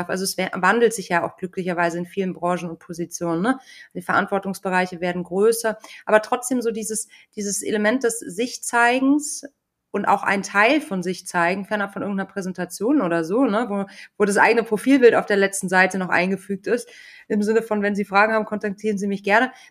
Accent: rural Bavaria, Germany; ich war auf so einem Dorfkinder, äh, Dorfschule

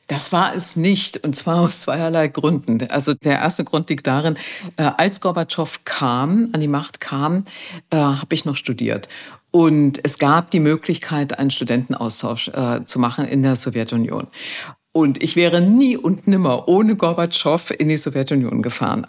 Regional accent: East Germany, Germany; Ich bin in der DDR groß geworden.

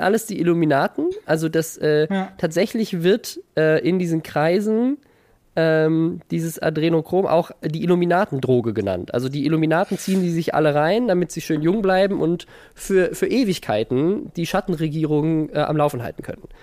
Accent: Mannheim, Baden-Württemberg, Germany; ich komme ja aus Mannheim und meine Mutter hat mit … zusammen im Gospelchor gesungen früher

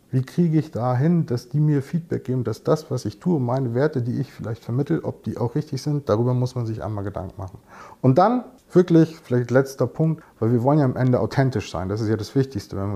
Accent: United States; Und erst recht nicht in Englisch eigentlich bin ich ja Amerikaner.

